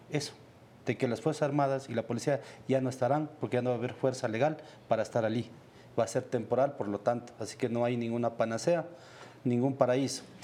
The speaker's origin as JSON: {"language": "Spanish", "country": "Ecuador", "said": "como ecuatoriano"}